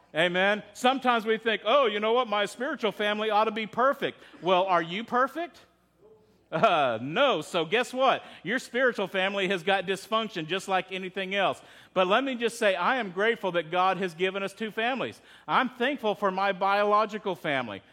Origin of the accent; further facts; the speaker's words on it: Texas, United States; I'm from Texas.